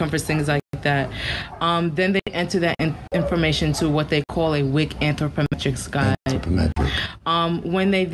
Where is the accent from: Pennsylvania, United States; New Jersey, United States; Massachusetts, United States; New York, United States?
New York, United States; New York City; moved away as an adult; also born or lived in Miami, Florida; now in Puerto Rico; I'm originally from the Bronx, New York. I moved down to Miami from the Bronx a few years ago